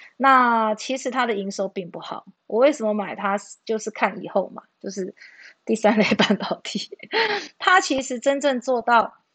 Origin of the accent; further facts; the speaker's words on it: New Taipei, Taiwan; 我是新北的哈